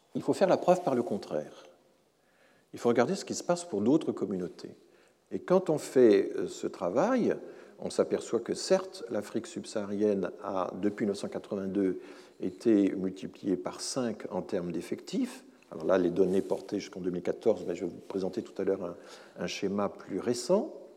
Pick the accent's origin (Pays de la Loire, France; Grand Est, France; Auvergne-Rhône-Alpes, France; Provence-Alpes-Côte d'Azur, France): Grand Est, France; Alsace; en tant qu'Alsacien